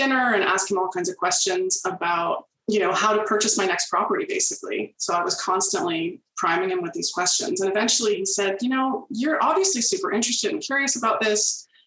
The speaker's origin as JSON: {"language": "English", "town": "Toronto", "region": "Ontario", "country": "Canada", "tie": "born or raised there", "lives_now": "Peterborough, Canada", "said": "I'm from Toronto originally. My family moved to the Peterborough area when I was in my early double digits. And I've been here mostly ever since"}